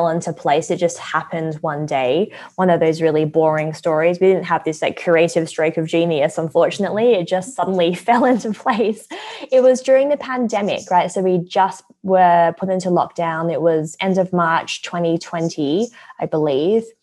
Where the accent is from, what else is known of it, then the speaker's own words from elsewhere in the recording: Perth, Western Australia, Australia; moved away as an adult; now in London, United Kingdom; Well, I was actually born in London. My parents lived here for 3 years when they were newly married. They had me, and then they thought, too cold, went back to Perth. And then I grew up in Perth ever since.